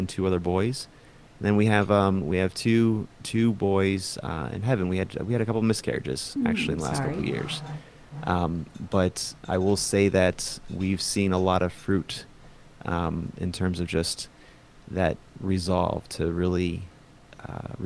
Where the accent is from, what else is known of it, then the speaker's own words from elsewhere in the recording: Maryland, United States; moved away as an adult; also born or lived in Arizona; now in Phoenix, United States; I actually was raised in Maryland, but I was born in Arizona